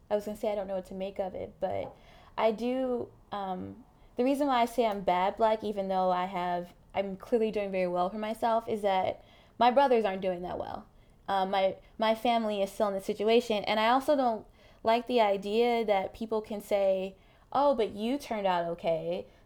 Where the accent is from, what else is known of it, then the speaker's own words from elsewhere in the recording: Mississippi, United States; I grew up. I speak like this. I'm from Mississippi. I don't have an accent